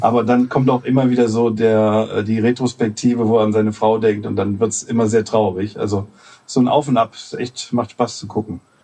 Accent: Solingen, North Rhine-Westphalia, Germany; in meiner Heimatstadt Solingen, das liegt zwischen Düsseldorf und Köln

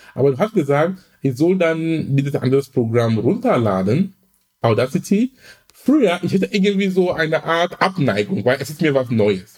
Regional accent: Cameroon; now in Hamburg, Germany; Ich komme ursprünglich aus Kamerun

